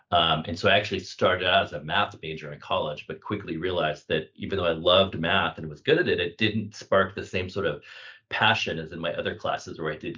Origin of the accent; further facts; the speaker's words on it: Omaha, Nebraska, United States; also born or lived in Kansas / Missouri / California; So I was born in Kansas and grew up mostly in Nebraska and central Missouri.